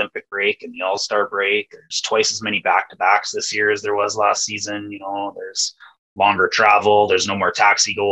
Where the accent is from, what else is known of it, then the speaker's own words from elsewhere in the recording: Wynyard, Saskatchewan, Canada; moved away as an adult; also born or lived in Regina; now in Edmonton, Canada; I've been in Edmonton for 16 years now, but I was raised in Wynyard, Saskatchewan